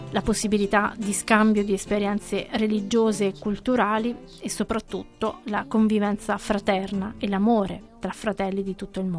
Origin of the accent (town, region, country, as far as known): São Tomé & Príncipe